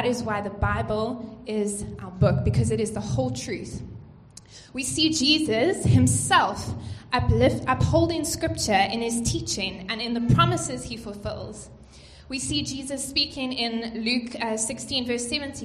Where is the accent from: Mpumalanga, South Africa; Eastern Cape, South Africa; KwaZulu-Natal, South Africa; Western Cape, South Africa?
Eastern Cape, South Africa; East London; moved away as an adult; I came from the Eastern Cape in East London, and I came up here to study, and I just haven't left.